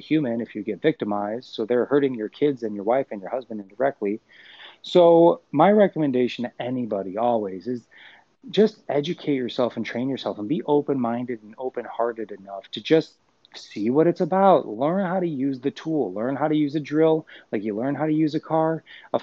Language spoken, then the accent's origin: English; Chicago, Illinois, United States; I was raised in Chicago